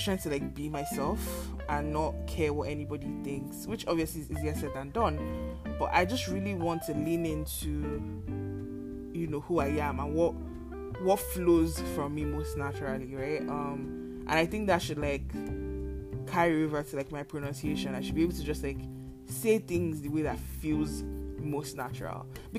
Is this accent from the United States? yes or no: no; Lagos, Nigeria; now in Canada; Like I feel like I moved to Canada with like a very plain base because I grew up in Lagos, like, you know, like the accents around me weren't particularly strong.